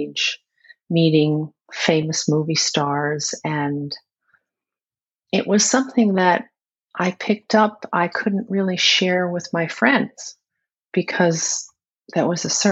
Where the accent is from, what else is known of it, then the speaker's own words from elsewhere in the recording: New York City, New York, United States; now in upstate New York, United States; I was born and raised in Queens. But now I live in upstate New York